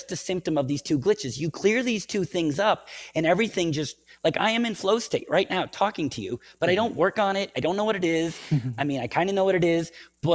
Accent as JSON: {"language": "English", "country": "United States", "said": "I'm American"}